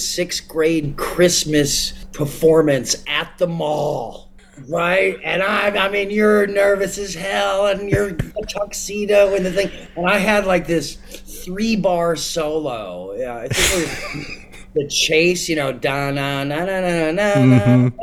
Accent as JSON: {"language": "English", "area": "inland Orange County", "region": "Southern California", "country": "United States", "tie": "born or raised there", "said": "I grew up in Southern California, about an hour south of LA, an hour north of San Diego, Orange County, inland Orange County"}